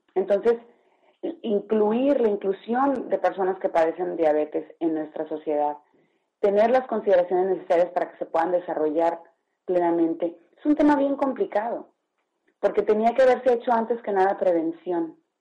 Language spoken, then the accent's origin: Spanish; Mexico; vivimos en uno de los países con más altos niveles de diabetes en el mundo